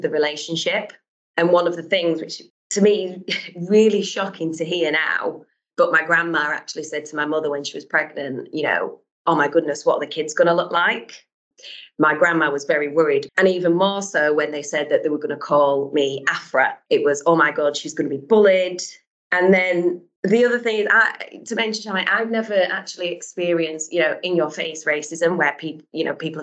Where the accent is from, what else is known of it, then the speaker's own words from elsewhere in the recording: Halifax, Yorkshire and the Humber, United Kingdom; I'm from Halifax, Yorkshire through and through. I grew up with three brothers to my mum and dad